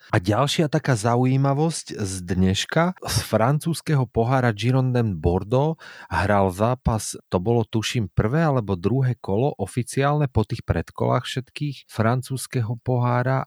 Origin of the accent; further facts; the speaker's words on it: Banská Bystrica Region, Slovakia; moved away; u nás v Bystrickom